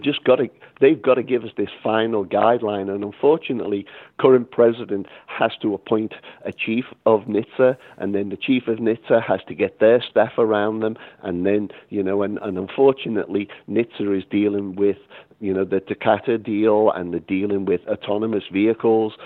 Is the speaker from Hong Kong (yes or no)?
no; Liverpool, North West England, United Kingdom; also born or lived in Boston / Los Angeles; now in Texas, United States; growing up in Liverpool, England